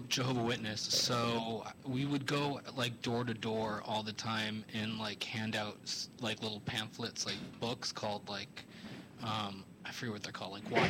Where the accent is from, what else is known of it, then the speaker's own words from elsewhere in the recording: California, United States; Northern Bay Area, San Francisco, Santa Clara.